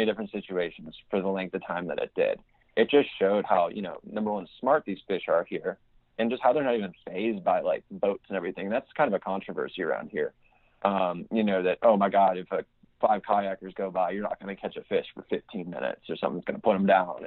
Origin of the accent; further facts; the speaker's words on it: Chicago, Illinois, United States; moved away as an adult; now in Nashville, United States; I'm from Chicago